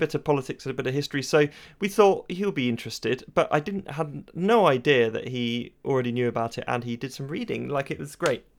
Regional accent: Cheltenham, South West England, United Kingdom; accent: burr; we're from Cheltenham, Gloucestershire

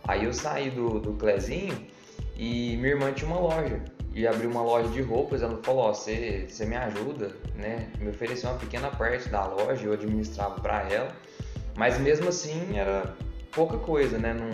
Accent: São Paulo, Brazil; born there; now in Itaú de Minas, Brazil; É, eu nasci em São Paulo, a gente mudou para cá em 2008, para Itaú de Minas né?

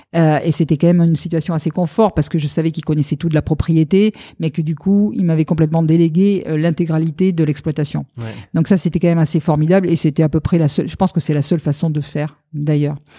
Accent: Lot-et-Garonne, Nouvelle-Aquitaine, France; accent: Sud-Ouest; also born or lived in Médoc; je suis lot garonnaise donc euh, je suis du Sud-Ouest, ça, ça, doit s'entendre un tout petit peu.

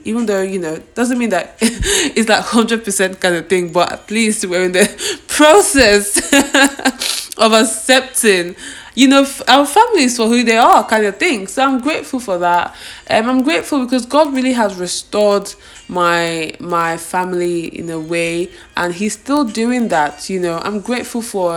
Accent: Nigeria; I'm actually grateful for being Nigerian, being from two different tribes, from the place I grew up

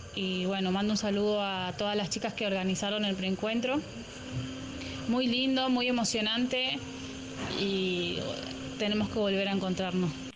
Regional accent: Argentina; nuestro país que tienen beneficios como del Estado

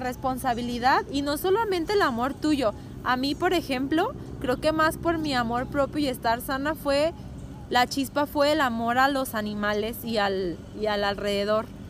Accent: Mexico; nosotras somos mexicanas

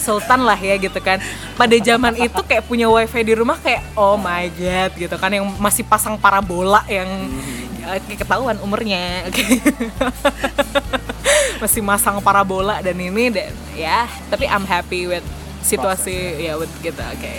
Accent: Malang, East Java, Indonesia; moved away as an adult; now in Surabaya, Indonesia; Aku asli Malang, aku lahir tumbuh di Malang

